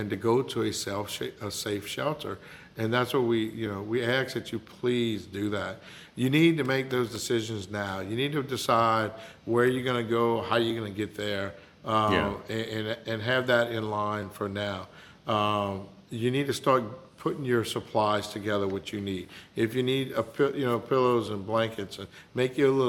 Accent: Morgan City, Louisiana, United States; I'm originally from Morgan City

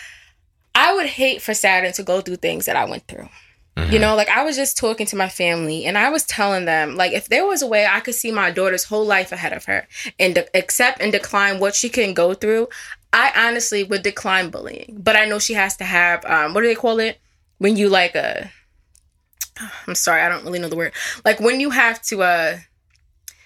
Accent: Wyandanch, New York, United States; I grew up in Wyandanch, New York

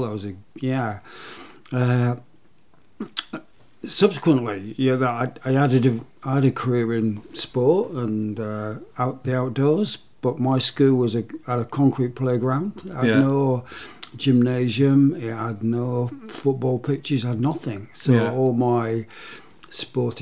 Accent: Hull, Yorkshire and the Humber, United Kingdom; Born in Hull, a very prosperous shipping port

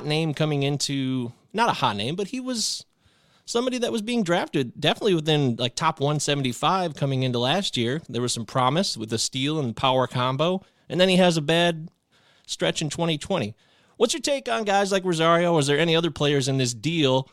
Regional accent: Detroit, Michigan, United States; a guy living in the Midwest, growing up in the Detroit area

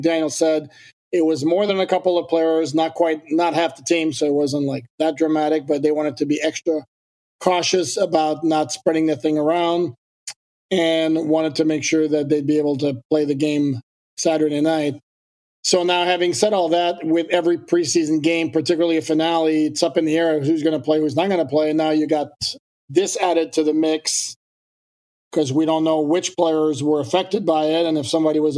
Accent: Canada; now in United States; I'm French Canadian. So, but I've lived here so long

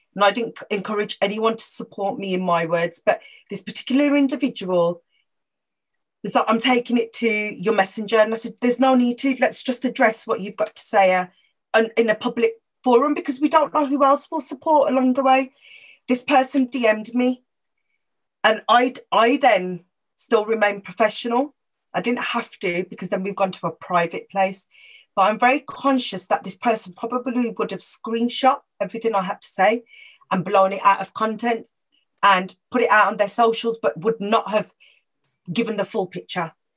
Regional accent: Wolverhampton, West Midlands, United Kingdom; also born or lived in Birmingham; as a Punjabi Sikh girl growing up in Wolverhampton

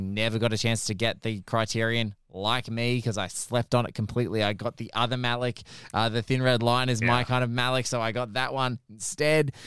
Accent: Australia; as an Aussie

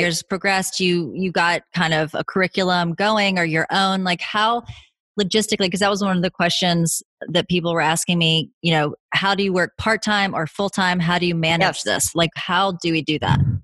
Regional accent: the South, United States; now in Los Angeles, United States; I grew up in the South

